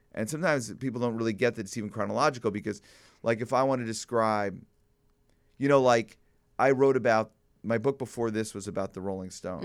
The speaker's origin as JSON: {"language": "English", "town": "Glencoe", "region": "Illinois", "country": "United States", "tie": "born or raised there", "said": "as a young person growing up in Glencoe"}